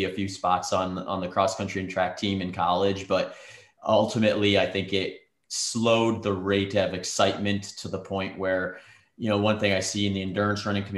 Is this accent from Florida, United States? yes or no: no; Wisconsin, United States; moved away as an adult; also born or lived in Minnesota / Nebraska; now in Phoenix, United States; we ended up in Wisconsin by the time I was 8. And that's where I basically grew up. I went to high school and college in Wisconsin